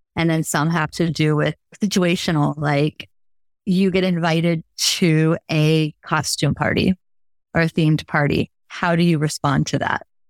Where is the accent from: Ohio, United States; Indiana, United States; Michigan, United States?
Indiana, United States; Logansport; moved away as an adult; also born or lived in New York City / Chicago; I'm a Midwest girl, born and raised in Logansport, Indiana